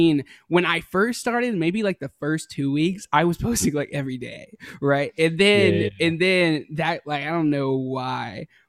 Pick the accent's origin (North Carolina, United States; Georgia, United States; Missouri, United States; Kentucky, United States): North Carolina, United States; Hickory; I'm from North Carolina. Hickory, North Carolina. North Carolina.